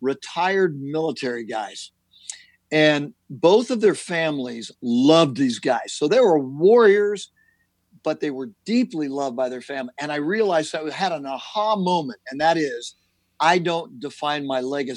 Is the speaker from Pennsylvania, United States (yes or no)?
no; Southern California, United States; I'm born and raised in Southern California